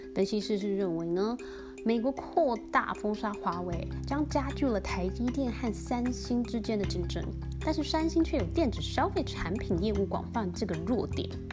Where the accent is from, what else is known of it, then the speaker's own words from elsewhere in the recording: Taiwan; accent: Taiwanese Mandarin; now in United States; 我用台湾的中文口音